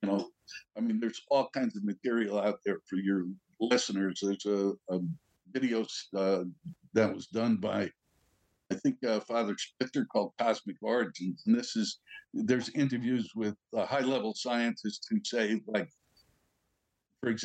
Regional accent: New York, United States; I'm a New Yorker

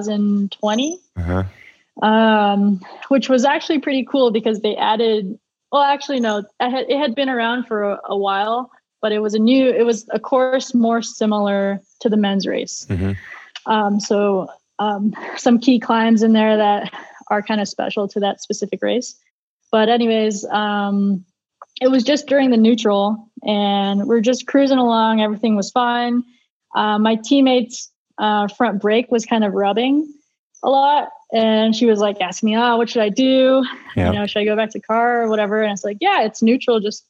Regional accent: United States; being an American racing for a Euro team

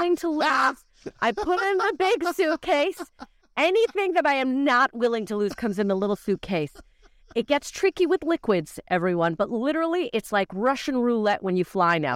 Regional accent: Calgary, Alberta, Canada; now in United Kingdom; I was in my home city of Calgary

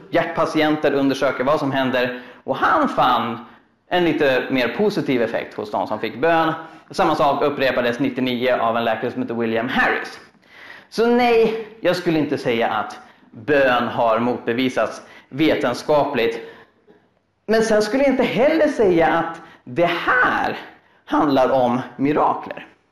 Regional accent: Uppsala, Uppsala County, Sweden; Jag är en kille från Uppsala

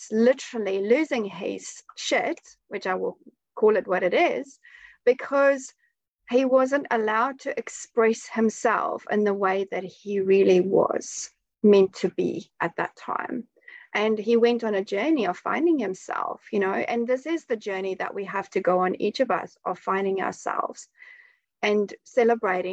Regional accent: South Africa; I'm a South African as well. I've been brought up in South Africa

